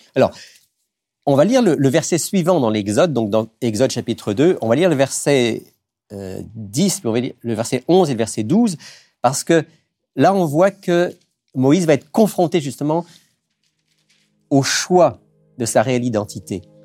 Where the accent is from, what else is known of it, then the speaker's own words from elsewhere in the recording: France; moved away as an adult; now in Quebec, Canada; je suis d'origine française. Euh, au Québec depuis, depuis plus de 20 ans